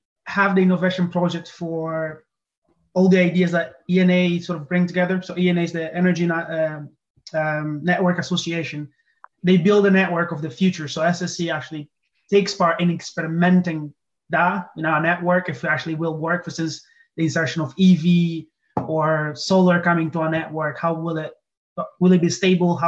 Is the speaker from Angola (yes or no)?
yes; Angola; moved away as an adult; also born or lived in Aberdeen; I'm originally from Angola, and it's very like renewable energy. So they have a lot of hydro, and just growing up with those machines